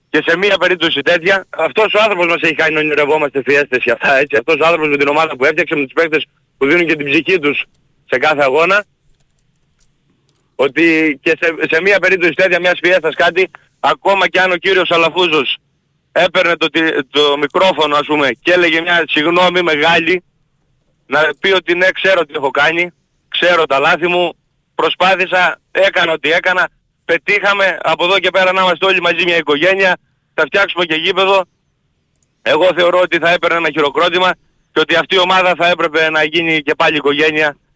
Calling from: Kalavryta, Western Greece, Greece

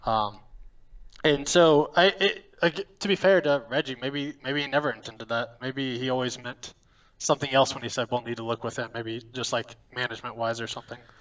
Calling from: Lexington, Kentucky, United States; I'm calling from Lexington, Kentucky.

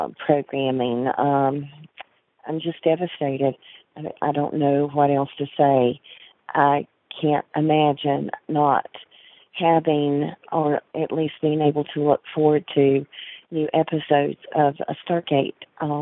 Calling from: North Carolina, United States; I'm calling from North Carolina

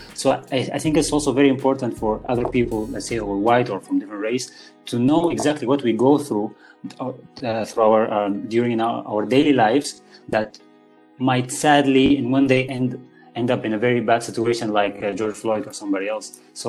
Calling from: Spain; English is a second language; who I'm speaking from Spain, as you are speaking now from Malaysia.

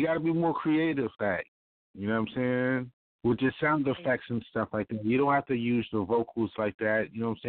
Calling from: Baltimore, Maryland, United States

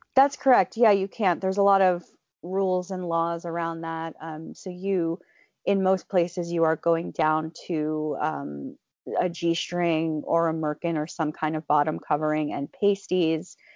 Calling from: Philadelphia, Pennsylvania, United States; also born or lived in New York; I am calling in from my house in, uh, Center City, Philadelphia

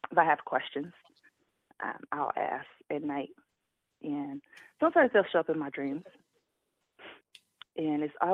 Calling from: Charlotte, North Carolina, United States

